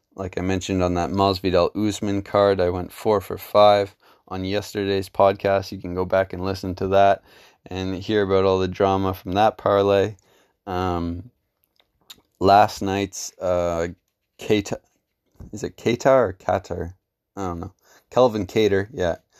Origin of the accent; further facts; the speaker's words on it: Canada; as a Canadian MMA fan